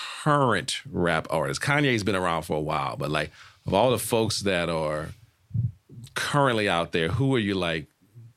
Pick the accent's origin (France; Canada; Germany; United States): United States; New Orleans, Louisiana; I'm from New Orleans